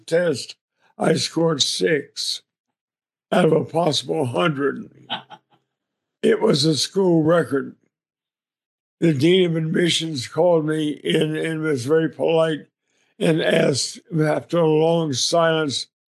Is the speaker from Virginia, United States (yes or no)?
yes; Arlington, Virginia, United States; I was born in Arlington, Virginia. My grandfather, who was a lawyer, built a home on 5 acres in Arlington in 1906. So I grew up in a 5-acre family compound